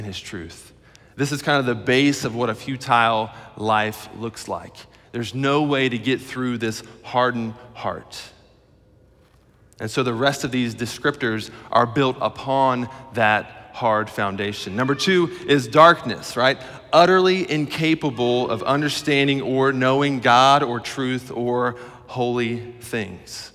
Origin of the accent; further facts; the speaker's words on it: Middletown, Ohio, United States; I'm from Middletown, Ohio